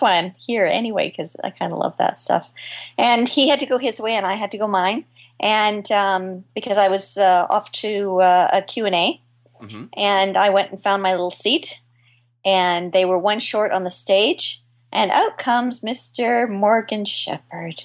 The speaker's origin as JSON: {"language": "English", "country": "Canada", "said": "I'm from Canada"}